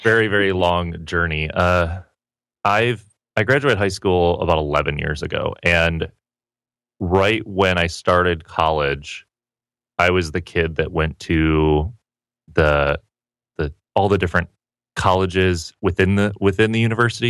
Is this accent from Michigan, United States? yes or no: yes; Petoskey, Michigan, United States; moved away as an adult; also born or lived in Seattle, Washington; now in San Diego, United States; Originally, I grew up in northern Michigan, small okay. town called Petoskey